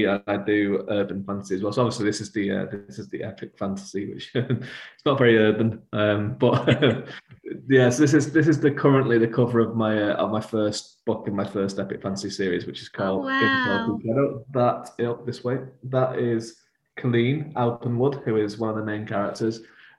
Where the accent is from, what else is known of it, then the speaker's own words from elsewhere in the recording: Galway, Connacht, Ireland; I'm actually from Galway. I'm from my family have like I've had the same house that they built nearly 300 years ago.